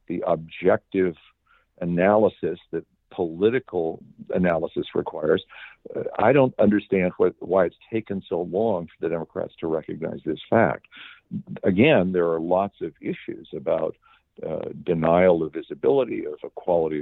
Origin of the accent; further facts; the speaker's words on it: Southern California, United States; I grew up in Southern California